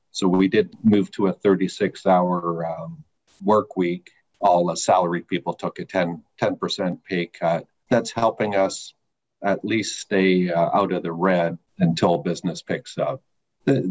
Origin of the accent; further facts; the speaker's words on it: Eastern Canada, Canada; now in United States; I'm originally from Eastern Canada and been in the States since 1997.